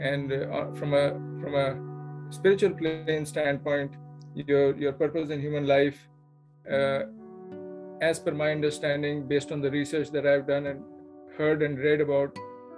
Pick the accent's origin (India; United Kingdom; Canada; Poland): India; now in Plano, United States; Born and raised in India, now I live in the U.S. Plano, Texas is my home